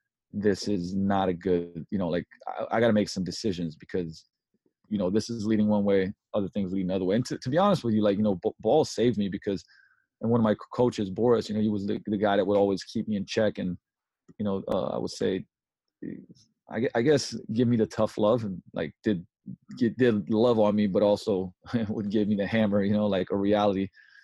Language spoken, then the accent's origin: English; Slovenia; English is a second language; also born or lived in London, United Kingdom; I was born in Yugoslavia, before the war, so it's still Yugoslavia. And when I was 7, we moved to London, and when I was 11, we moved back, right, pretty much around where the war happened. Then it became Slovenia.